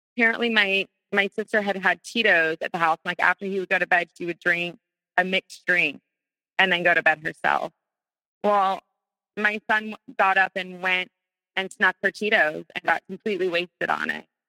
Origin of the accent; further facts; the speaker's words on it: North Carolina, United States; moved away as an adult; now in Florida, United States; We're all from North Carolina